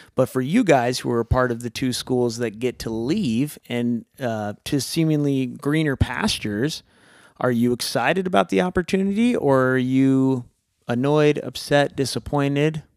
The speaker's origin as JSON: {"language": "English", "area": "the Northwest", "region": "Pacific Northwest", "country": "United States", "tie": "born or raised there", "said": "we were raised in the Northwest."}